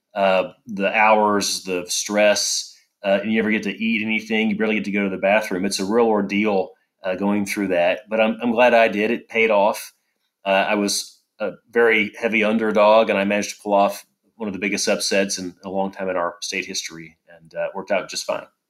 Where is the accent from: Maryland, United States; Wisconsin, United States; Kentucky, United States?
Kentucky, United States; Paducah; I grew up in uh, McCracken County.